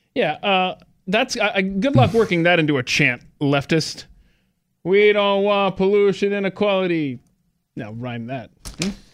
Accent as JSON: {"language": "English", "region": "Georgia", "country": "United States", "tie": "born or raised there", "said": "my home state"}